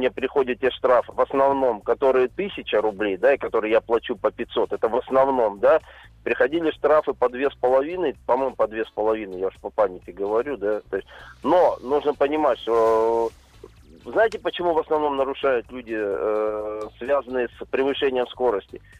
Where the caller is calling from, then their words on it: Kazan, Tatarstan, Russia; я из Казани.